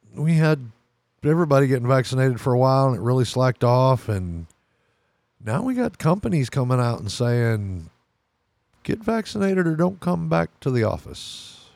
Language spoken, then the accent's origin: English; Texas, United States; My home state's Texas